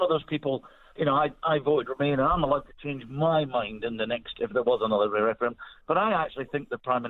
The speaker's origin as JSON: {"language": "English", "area": "Scottish Borders", "region": "Scotland", "country": "United Kingdom", "said": "being Scottish, remember, I'm in the Borders here"}